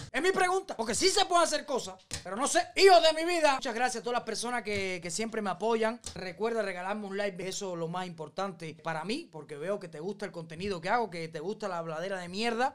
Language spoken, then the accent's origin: Spanish; Cuba; moved away; quiero regresar a Cuba de verdad y ver a mi Cuba libre